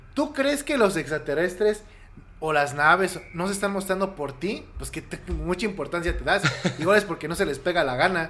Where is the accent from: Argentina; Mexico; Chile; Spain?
Mexico; Querétaro; also born or lived in Mexico City; yo viví en Querétaro, bueno, yo nací en la Ciudad de México y a los siete años mis, papás me llevaron a vivir a Querétaro y estudié primaria, secundaria y prepa